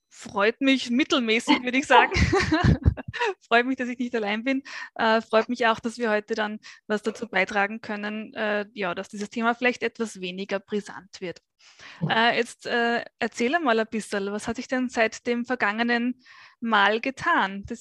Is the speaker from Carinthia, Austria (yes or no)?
no; Vienna, Austria; Ich bin geboren und aufgewachsen in Wien.